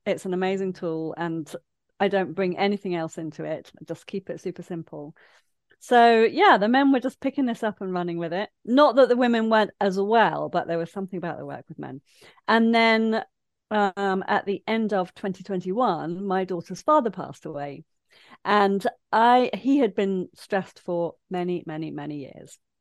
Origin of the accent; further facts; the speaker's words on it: Leicester, East Midlands, United Kingdom; now in Brighton, United Kingdom; I grew up in Leicester in the landlocked Midlands